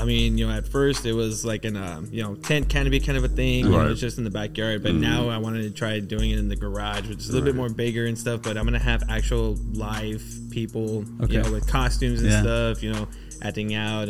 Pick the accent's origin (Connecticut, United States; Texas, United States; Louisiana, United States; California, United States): Texas, United States; McAllen; I'm from McAllen, okay. Texas.